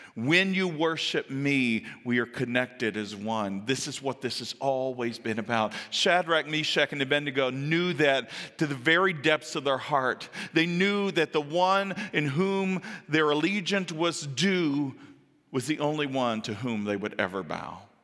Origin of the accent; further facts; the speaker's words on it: the South, United States; I'm from the South